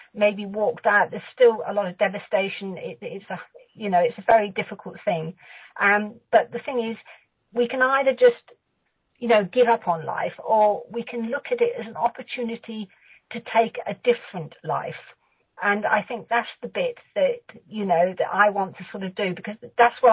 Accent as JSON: {"language": "English", "region": "South West England", "country": "United Kingdom", "also_born_or_lived": "Bradford-on-Avon / Lymington", "said": "I'm from the southwest of England"}